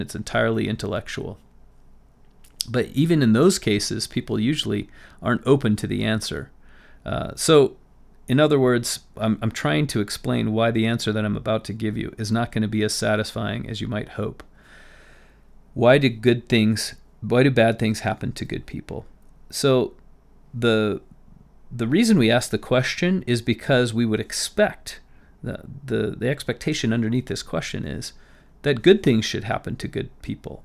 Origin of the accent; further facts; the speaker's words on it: Las Vegas, Nevada, United States; I grew up in Las Vegas